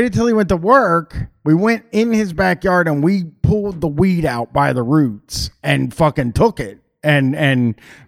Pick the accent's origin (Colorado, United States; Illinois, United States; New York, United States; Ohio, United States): Ohio, United States; Groveport; where I grew up in Groveport, Ohio